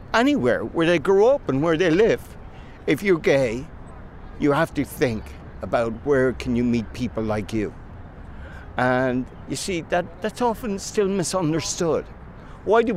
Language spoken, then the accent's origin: English; Ireland; now in New York City, United States; I'm a gay activist, a filmmaker. I'm from Ireland